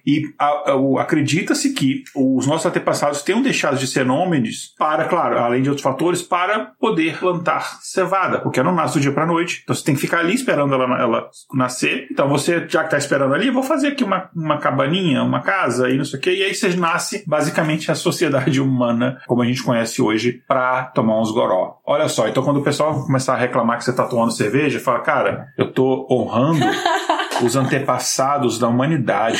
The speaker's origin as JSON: {"language": "Portuguese", "town": "Brasília", "region": "Federal District", "country": "Brazil", "also_born_or_lived": "Minas Gerais", "accent": "brasiliense", "said": "o meu sotaque brasiliense"}